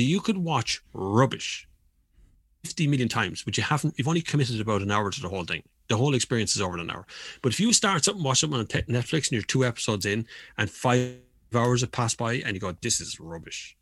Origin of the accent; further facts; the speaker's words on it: Kildare, Leinster, Ireland; my hometown used to be Kildare Town